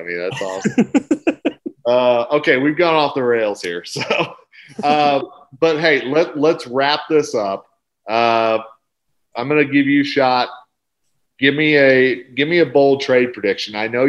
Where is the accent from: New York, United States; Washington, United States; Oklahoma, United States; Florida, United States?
Oklahoma, United States; now in Colorado, United States; everybody knows that's my home state. You know, originally I am a Colorado transplant